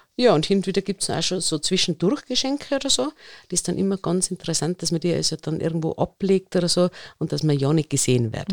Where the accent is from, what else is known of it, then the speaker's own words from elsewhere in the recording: Innsbruck, Tyrol, Austria; bei uns in Innsbruck der Alpenzoo